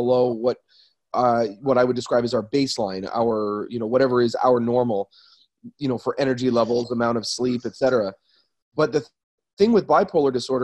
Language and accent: English; Ontario, Canada; also born or lived in Newmarket, Ontario / Toronto / Orillia, Ontario / Waterloo, Ontario; I am an Ontario boy